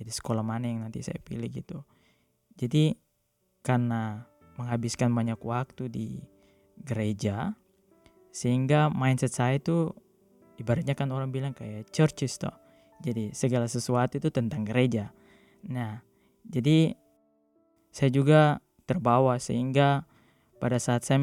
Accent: Timika, Central Papua, Indonesia; moved away; also born or lived in Southeast Maluku; Maluku, tepatnya Maluku Tenggara. Namun saya grow up di uh, Papua, di Timika. Dan saya beragama Katolik Roma.

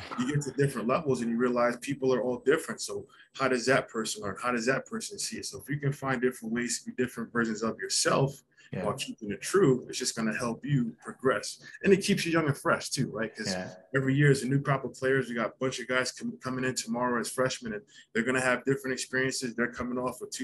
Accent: Long Island, New York, United States; moved away as an adult; now in Canada; I'm originally from Long Island, New York. I've been in Canada now 15 years

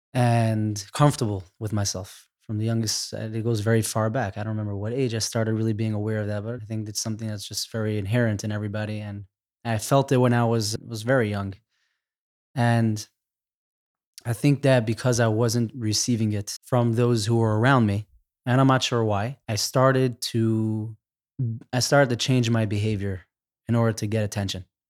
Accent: New York City, New York, United States; I grew up in Crown Heights

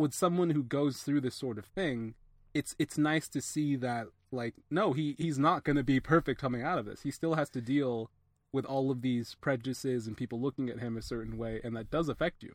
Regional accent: Atlanta, Georgia, United States; I'm an Atlanta native

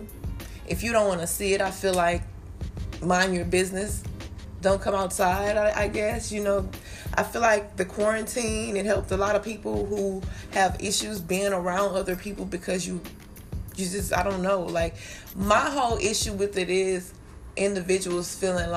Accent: Texas, United States; I'm from Texas

